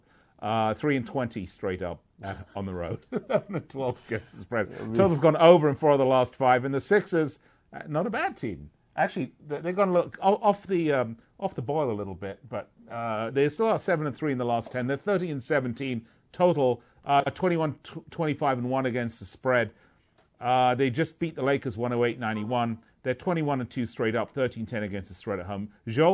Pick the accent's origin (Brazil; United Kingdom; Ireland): United Kingdom; England; I'm from England